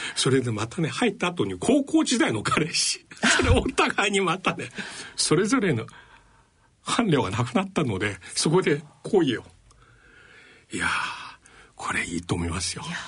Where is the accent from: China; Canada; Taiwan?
China; now in Japan; 私の出身地である中国